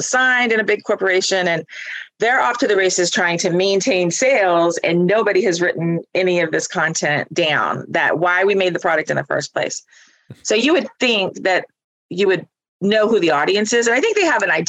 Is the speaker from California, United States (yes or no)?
no; Northwest Florida, United States; I am from Northwest Florida